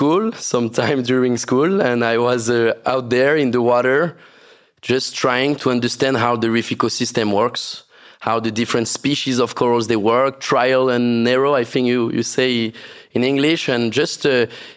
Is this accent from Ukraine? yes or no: no; French Polynesia; growing up in Tahiti